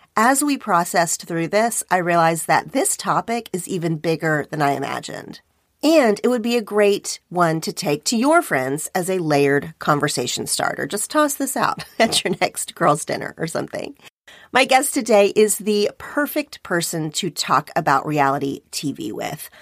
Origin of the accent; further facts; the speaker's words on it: Oklahoma, United States; moved away as an adult; now in Los Angeles, United States; my hometown in Oklahoma